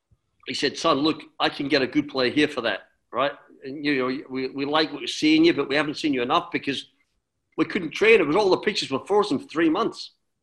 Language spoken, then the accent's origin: English; Adelaide, South Australia, Australia; accent: Scottish; also born or lived in Glasgow, Scotland; my mum was from Liverpool, my dad was from Glasgow, so it was a good mix. And I was born in Glasgow. We moved to Australia when I was 6 years old and grew up in Australia.